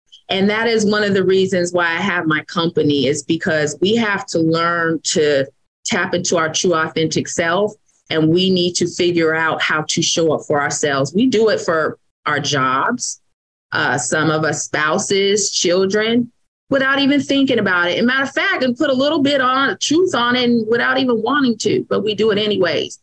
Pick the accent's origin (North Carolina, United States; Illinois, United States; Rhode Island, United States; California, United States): California, United States; Vallejo; now in Fairfield, United States; I am from Vallejo, California